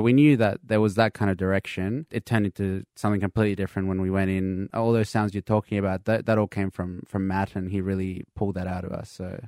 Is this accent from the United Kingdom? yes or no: no; Colombia; now in Perth, Australia; I'm from South America, from Colombia